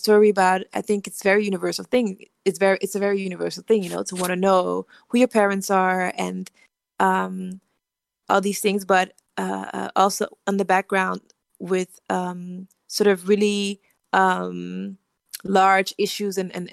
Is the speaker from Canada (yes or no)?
no; Netherlands; also born or lived in Liberia; I grew up in the Netherlands because my family fled from the civil wars in Liberia.